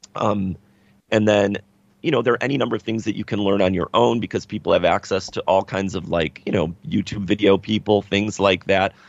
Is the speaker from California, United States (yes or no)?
no; Chicago, Illinois, United States; we're from Chicago